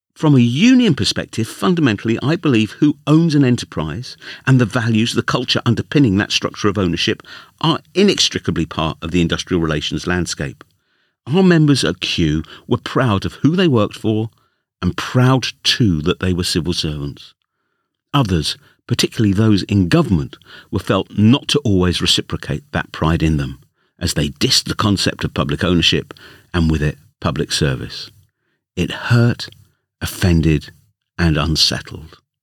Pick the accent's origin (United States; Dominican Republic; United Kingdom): United Kingdom; London; accent: London; my London accent